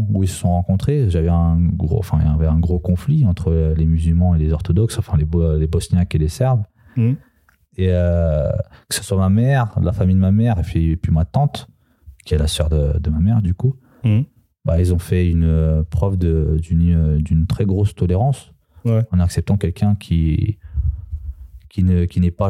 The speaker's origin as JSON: {"language": "French", "country": "Serbia", "tie": "born there", "said": "non, je suis né en Serbie."}